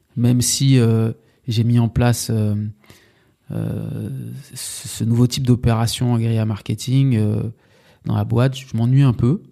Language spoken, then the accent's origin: French; Sarcelles, Île-de-France, France; also born or lived in Villiers-le-Bel / Bernes-sur-Oise / Saint-Denis / Martinique; J'ai grandi euh, à Sarcelles. Enfin, j'ai grandi à Sarcelles. Je suis né à Sarcelles